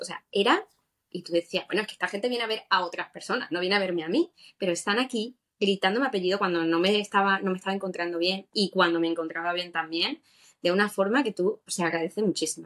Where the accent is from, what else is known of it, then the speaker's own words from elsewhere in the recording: Seville, Andalusia, Spain; yo me crié en Sevilla y fue como que estoy corriendo en mi ciudad